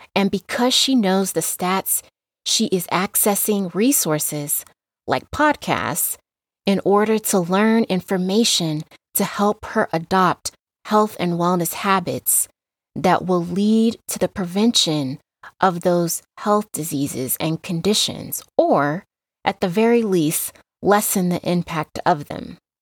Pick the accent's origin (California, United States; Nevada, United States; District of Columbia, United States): Nevada, United States; Las Vegas; now in Reno, United States; I was raised in Las Vegas, Nevada, but I currently live in Reno, Nevada